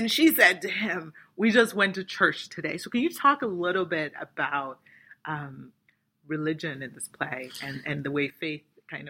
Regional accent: Nigeria; So, I mean, it's a question that I ask as a Nigerian person.

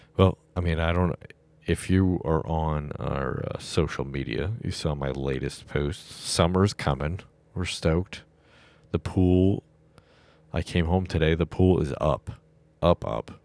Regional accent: Massachusetts, United States; I'm from Massachusetts

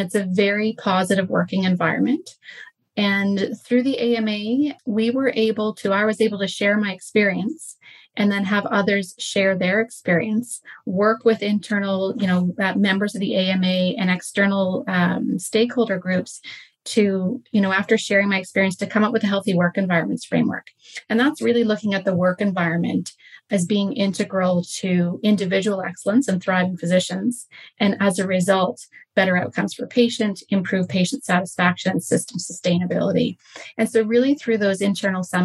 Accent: St. John's, Newfoundland and Labrador, Canada; moved away as an adult; also born or lived in Calgary, Canada; now in Nanaimo, Canada; I grew up in Newfoundland. I'm from there originally.

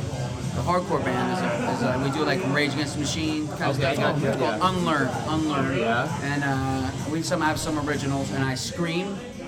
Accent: Bloomfield, New Jersey, United States; I grew up in Bloomfield.

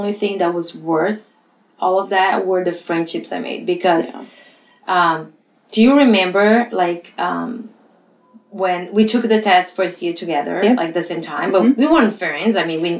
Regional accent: Brazil; English is a second language; So all my education was in Brazil. And so you guys bear that with my accent.

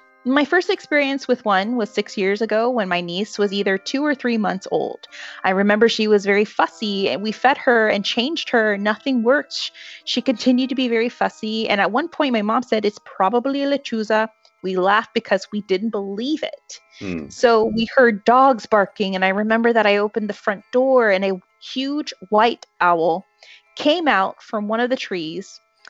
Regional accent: Dallas, Texas, United States; Hey, y'all. … I'm from Dallas, Texas.

